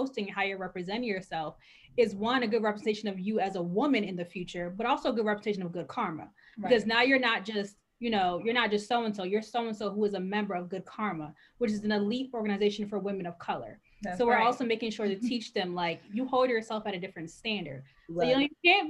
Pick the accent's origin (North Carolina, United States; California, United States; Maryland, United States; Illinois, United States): Maryland, United States; Baltimore; also born or lived in Pennsylvania; I am from Baltimore. I grew up with all the Black people.